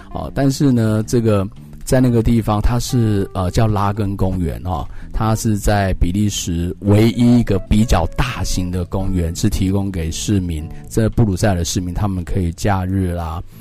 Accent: Taiwan; 我们台湾人

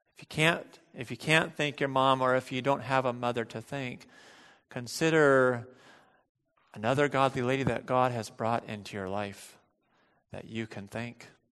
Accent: United States; as American bel-, Christians

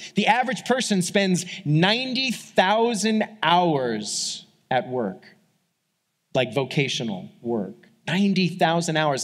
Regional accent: New York, United States; moved away; I grew up in New York, like as a kid

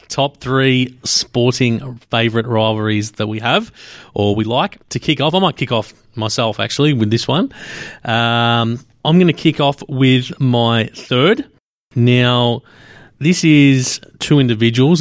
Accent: Australia; being Australian

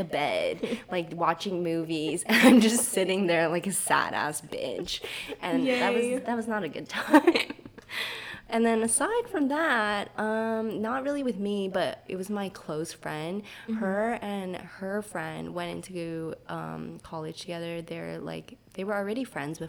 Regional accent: Taiwan; moved away; we're both from Taiwan

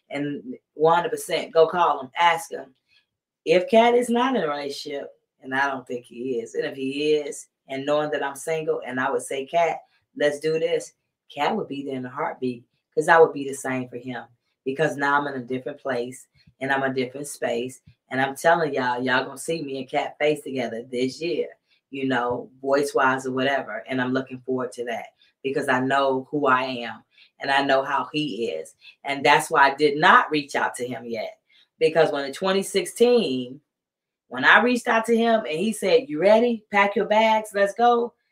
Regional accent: Southern United States, United States; Like I'm from the South and I'm 53 years old and I still say yes, ma'am, no, ma'am, yes, sir, no, sir

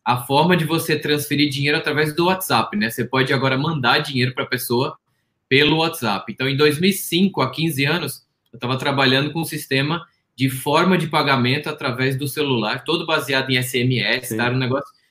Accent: Pombal, Paraíba, Brazil; Eu nasci na Paraíba, tenho muito orgulho de ser paraibano, tem um, uma galera que me segue lá da Paraíba. Eu ainda tenho família lá, né? Eu cresci numa cidade do interior da Paraíba que chama Pombal, tem 30 mil habitantes.

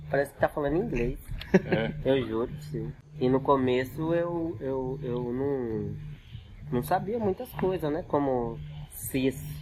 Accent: São Paulo, Brazil; moved away; Eu, na verdade, eu sou paulista, né? Uhum. Eu tô no Mato Grosso há 20 anos.

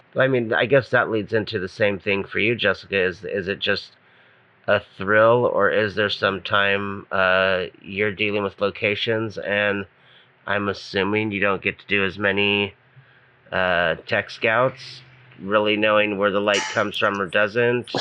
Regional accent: Hawaii, United States; I'm from Hawaii

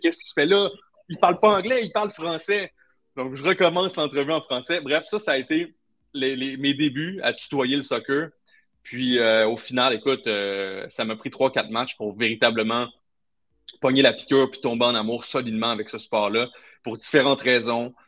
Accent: Trois-Rivières, Quebec, Canada; je viens de Trois-Rivières, enfin à Trois-Rivières, c'était hockey, hockey, hockey

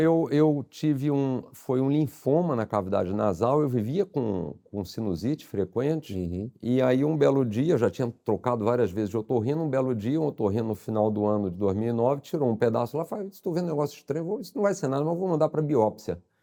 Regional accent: Rio de Janeiro, Brazil; accent: carioca; also born or lived in São Paulo; sou carioca, dá para ver pelo, pelo sotaque

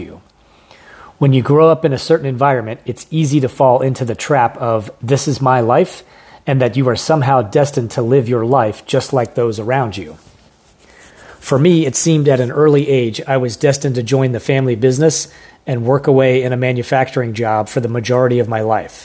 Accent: rural Pennsylvania, United States; moved away; I grew up on a small farm outside a small town in rural Pennsylvania.

